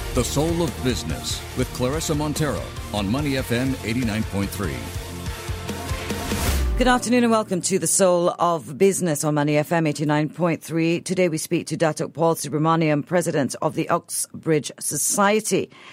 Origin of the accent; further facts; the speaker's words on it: Singapore; being Singaporean